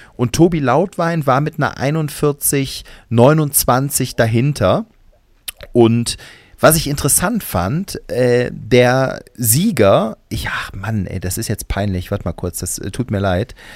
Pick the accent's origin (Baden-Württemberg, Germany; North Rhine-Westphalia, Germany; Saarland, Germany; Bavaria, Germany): North Rhine-Westphalia, Germany; Cologne; bei uns in Köln heißt das Flönz